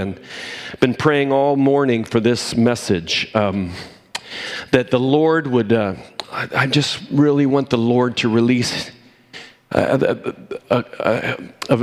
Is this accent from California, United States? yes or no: no; Cumberland, Maryland, United States; moved away; I was from Cumberland, Maryland